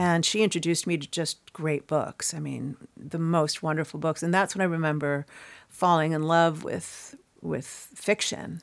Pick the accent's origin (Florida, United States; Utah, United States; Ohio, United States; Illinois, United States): Illinois, United States; Chicago; moved away as an adult; now in New York, United States; grew up in Chicago